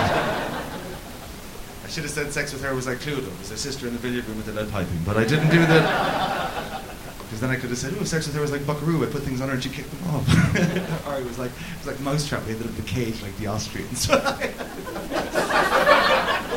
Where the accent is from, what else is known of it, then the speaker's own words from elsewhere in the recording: Cork, Munster, Ireland; I grew up in Cork, where every woman was called Mary.